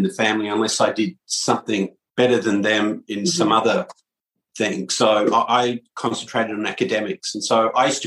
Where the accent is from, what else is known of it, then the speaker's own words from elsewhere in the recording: Perth, Western Australia, Australia; moved away as an adult; now in United States; I'm from Perth, Australia, originally, and have been in the US for 21 years